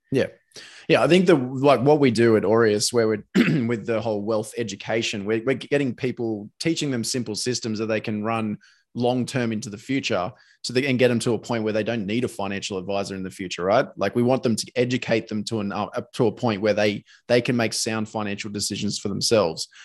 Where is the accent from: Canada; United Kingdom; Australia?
Australia; Sydney, New South Wales; moved away as an adult; now in Brisbane, Australia; I'm from Sydney